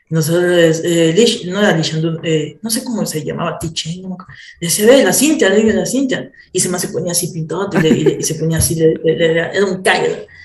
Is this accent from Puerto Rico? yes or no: no; Ecuador; Y yo digo, soy de Ecuador, de, de abajo de, de, Colombia.